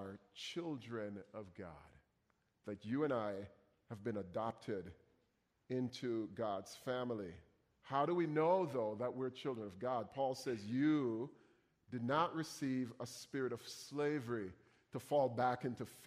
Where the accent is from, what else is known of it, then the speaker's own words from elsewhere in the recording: Jamaica; moved away; I come from Jamaica